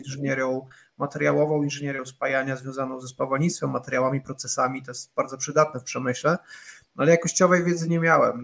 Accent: Radomyśl Wielki, Subcarpathian Voivodeship, Poland; moved away; zwykła polska rodzina gdzieś z Podkarpacia, z bardzo małej miejscowości. Nie powiem wsi, bo bym obraził osoby, które tam mieszkają. mamy prawa miejskie w Radomyślu Wielkim

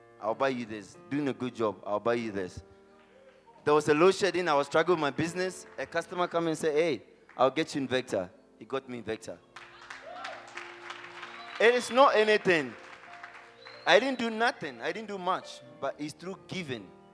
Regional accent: Ghana; moved away as an adult; now in Florida, United States; I'm a Ghanaian. I've been in Florida from June

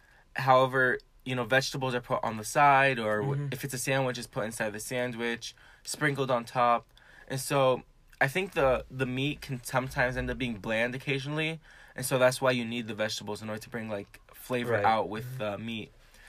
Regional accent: Syria; born there; I was born near Damascus. It's the capital of Syria.

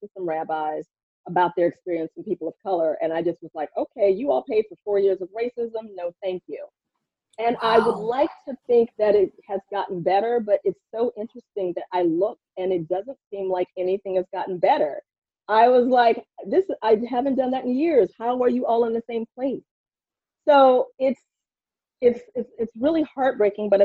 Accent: Houston, Texas, United States; moved away; also born or lived in New York; Growing up in Texas

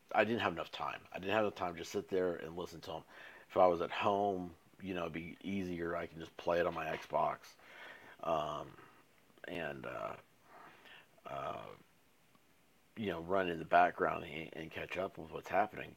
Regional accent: Tennessee, United States; I'm from Tennessee.

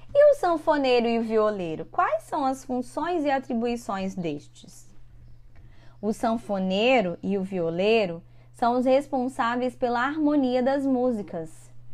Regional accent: São Mateus or Conceição da Barra, Espírito Santo, Brazil; estão falando da minha cidade, minha cidade natal, no Espírito Santo

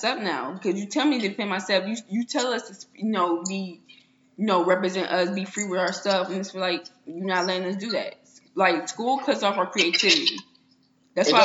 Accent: St. Louis, Missouri, United States; where I'm from St. Louis

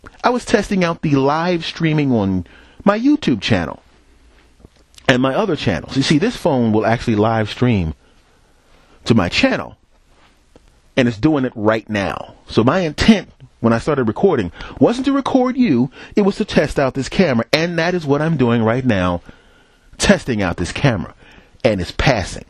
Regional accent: Philadelphia, Pennsylvania, United States; moved away; also born or lived in New York / Los Angeles; I'm from Philadelphia. I lived in New York

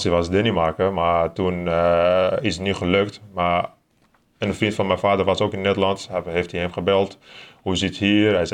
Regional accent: Turkey; now in Netherlands; ik kom uit Turkije

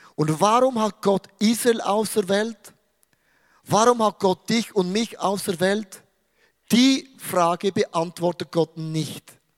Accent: Switzerland; ich bin ein Schweizer

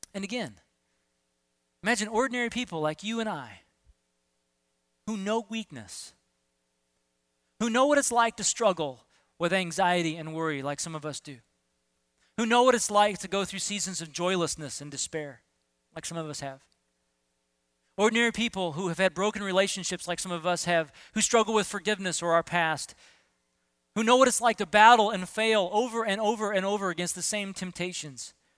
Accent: Southern California, United States; When I was in middle school, uh, growing up in Southern California

